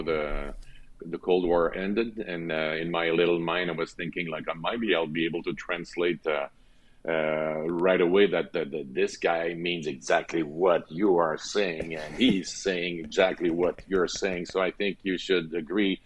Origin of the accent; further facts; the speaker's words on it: Loretteville, Quebec, Canada; accent: French; English is a second language; I was born in Loretteville, a little north of Quebec City.